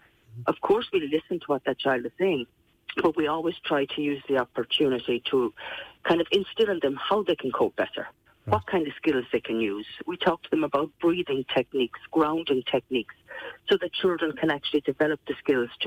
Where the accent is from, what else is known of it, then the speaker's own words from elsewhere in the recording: Kerry, Munster, Ireland; people can tell that I'm from Kerry but just by listening to me.